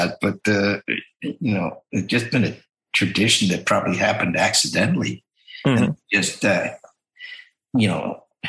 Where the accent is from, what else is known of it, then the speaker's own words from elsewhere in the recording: Ohio, United States; also born or lived in Indiana / Iowa / Michigan; You know, as a baby when we moved to Ohio.